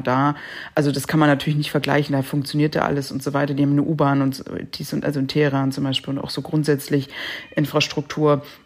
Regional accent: Germany; bei uns in Deutschland

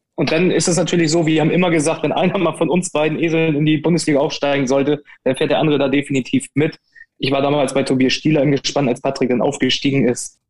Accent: Hamburg, Germany; wir kommen beide aus Hamburg

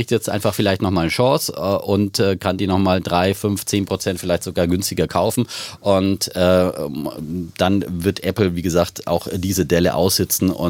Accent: East Germany, Germany; bin ich ein Ossi.

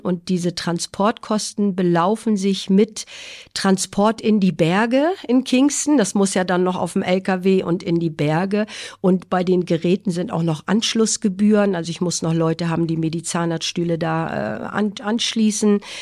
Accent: Schleswig-Holstein, Germany; moved away as an adult; also born or lived in Husum / Kiel; now in Jamaica; bin gebürtige Schleswig-Holsteinerin

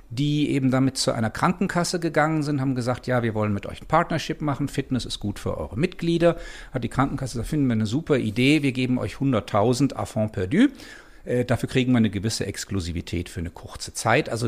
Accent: Germany; Ich bin ursprünglich Deutscher, wie man hört, und da ist alles natürlich ein bisschen schneller

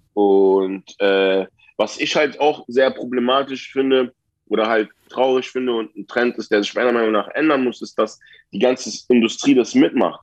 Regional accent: Berlin, Germany; Ich bin ein Berliner

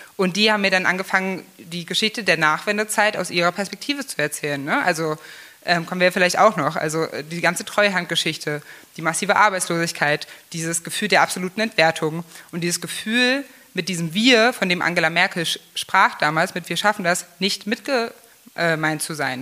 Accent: Magdeburg, Saxony-Anhalt, Germany; moved away as an adult; also born or lived in Gardelegen / Berlin / Munich; bei uns in Magdeburg

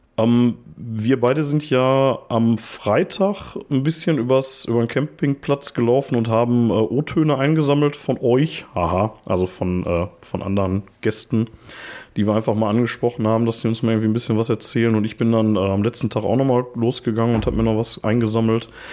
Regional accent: Ruhr area, North Rhine-Westphalia, Germany; wir kommen auch aus dem Ruhrpott

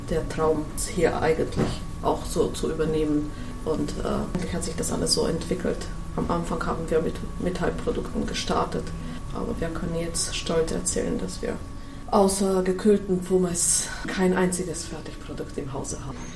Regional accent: Slovakia; German is a second language; now in Germany; Ich komme aus der Slowakei, aus äh, einem kleinen Dorf in, in der Niederen Tatra. Bin da ganz

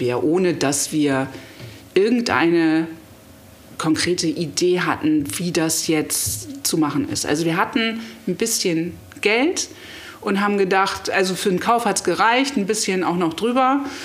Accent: Hamburg, Germany; moved away; Aber geboren bin ich in Hamburg, auch meine Eltern sind gebürtige Hamburger, also ich bin wirklich Hamburgerin

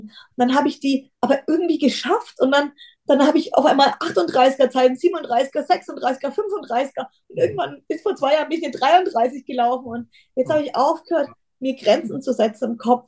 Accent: Bayreuth, Bavaria, Germany; ich komme aus Bayreuth

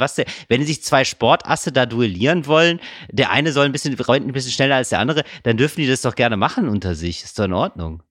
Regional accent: Geldern, North Rhine-Westphalia, Germany; ich bin aufgewachsen in Geldern, nahe der holländischen Grenze

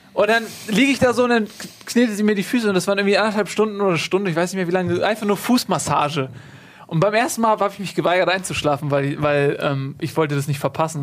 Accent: Northern Germany, Germany; als Norddeutscher

